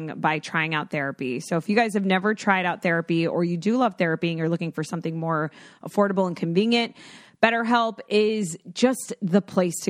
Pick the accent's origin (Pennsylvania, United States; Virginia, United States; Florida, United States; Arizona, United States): Florida, United States; I'm from Florida